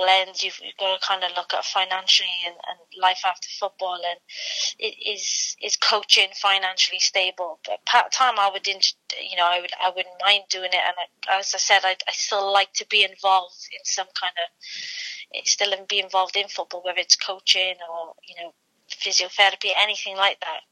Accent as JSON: {"language": "English", "region": "Wales", "country": "United Kingdom", "said": "I am Welsh and I want to speak Welsh"}